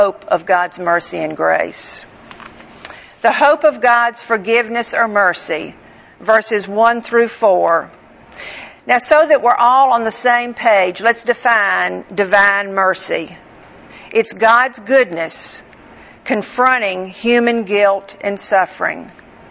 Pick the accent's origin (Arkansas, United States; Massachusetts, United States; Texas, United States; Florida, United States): Florida, United States; Northwest; I grew up in Northwest Florida